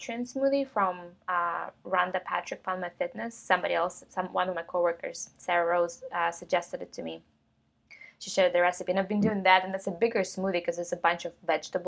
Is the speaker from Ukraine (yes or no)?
yes; Ukraine; moved away; I grew up in Ukraine, and we had this like little tiny kitchen